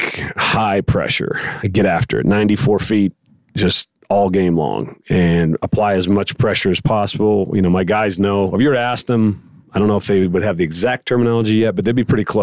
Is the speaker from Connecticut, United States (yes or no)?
no; Pittsburgh, Pennsylvania, United States; now in Borger, United States; I grew up in Pittsburgh, Pennsylvania. It's a blue collar town